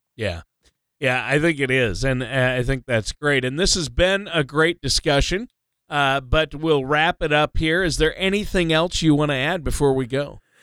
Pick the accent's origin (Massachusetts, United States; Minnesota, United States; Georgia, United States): Minnesota, United States; moved away; my home state of Minnesota